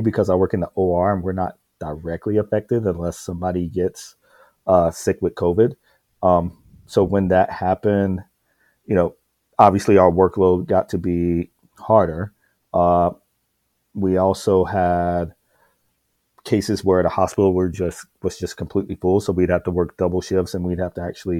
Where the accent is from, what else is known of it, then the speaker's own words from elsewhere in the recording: South Carolina, United States; moved away as an adult; I was born and raised in South Carolina, rural South Carolina